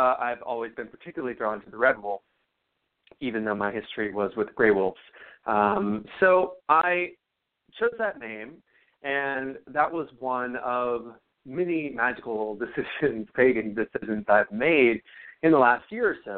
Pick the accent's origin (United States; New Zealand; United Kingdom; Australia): United States; Dickson, Tennessee; also born or lived in Connecticut; now in Yonkers, United States; I didn't grow up in Nashville. I grew up in Dixon, which is about 35, 40 minutes away